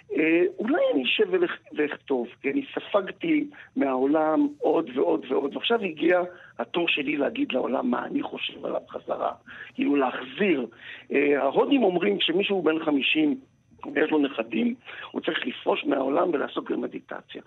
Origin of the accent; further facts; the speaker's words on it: Rehovot, Central District, Israel; also born or lived in moshav near Gedera; אני נולדתי ברחובות ואני גר עכשיו במושב ליד גדרה, אז האזור הזה שסביב רחובות זה ההום טריטורי שלי